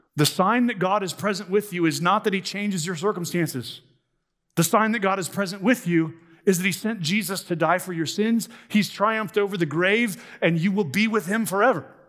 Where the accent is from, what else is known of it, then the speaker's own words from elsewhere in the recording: United States; as American Christians